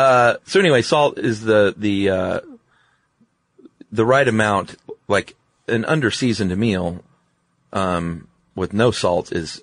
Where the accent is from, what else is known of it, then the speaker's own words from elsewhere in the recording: the South, United States; I'm from the South